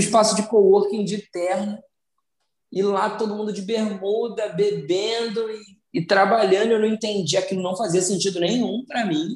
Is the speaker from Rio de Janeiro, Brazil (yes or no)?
yes; São Gonçalo, Rio de Janeiro, Brazil; eu venho de São Gonçalo